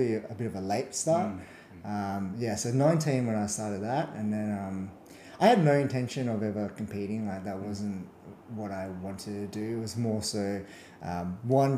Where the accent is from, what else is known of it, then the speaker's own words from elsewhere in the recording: Perth, Western Australia, Australia; I grew up and born and raised in Perth